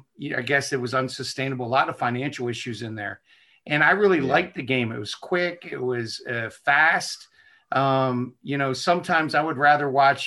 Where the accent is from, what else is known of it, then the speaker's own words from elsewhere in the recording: Baltimore, Maryland, United States; also born or lived in Minneapolis-St. Paul, Minnesota; now in Minneapolis, United States; But I'm from Baltimore originally.